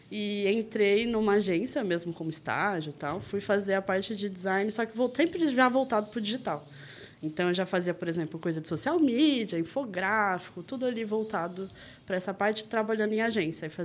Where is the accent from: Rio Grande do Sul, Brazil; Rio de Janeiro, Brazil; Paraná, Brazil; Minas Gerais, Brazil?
Rio de Janeiro, Brazil; now in São Paulo, Brazil; que eu sou carioca, apesar de não ter muito sotaque, né?